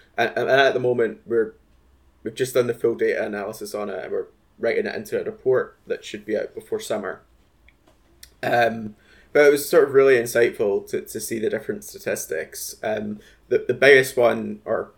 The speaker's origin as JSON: {"language": "English", "region": "Scotland", "country": "United Kingdom", "said": "as a Scottish student myself"}